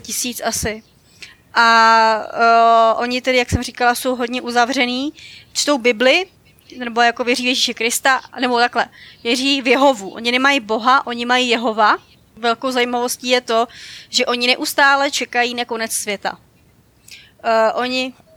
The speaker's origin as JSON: {"language": "Czech", "town": "Dobříš", "region": "Central Bohemian Region", "country": "Czechia", "said": "já jsem u nás na Dobříši, já jsem z Dobříše a u nás přímo máme sál království"}